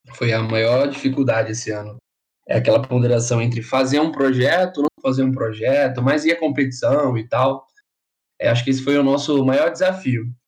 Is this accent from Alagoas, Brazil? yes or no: yes; Maceió, Alagoas, Brazil; moved away as an adult; now in São Carlos, Brazil; eu sou lá de Maceió, Alagoas